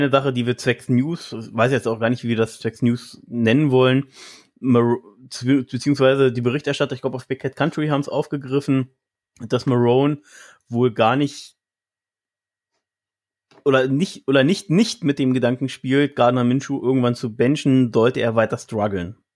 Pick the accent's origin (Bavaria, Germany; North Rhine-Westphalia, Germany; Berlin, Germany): Berlin, Germany; So, ja, ich mach's kurz, bin Berliner.